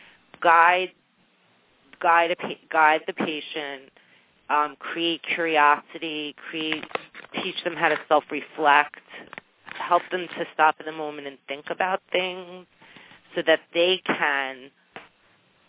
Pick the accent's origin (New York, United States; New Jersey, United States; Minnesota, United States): New Jersey, United States; accent: Jersey; It's my Jersey accent